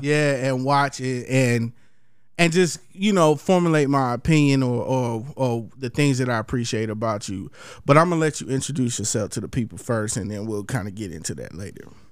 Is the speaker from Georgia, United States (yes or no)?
yes; Columbus, Georgia, United States; my hometown, Columbus, Georgia